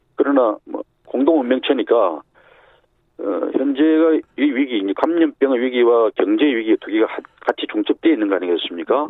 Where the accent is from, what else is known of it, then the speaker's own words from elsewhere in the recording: Busan, South Korea; moved away as an adult; also born or lived in Seoul; 제 고향이 부산이니까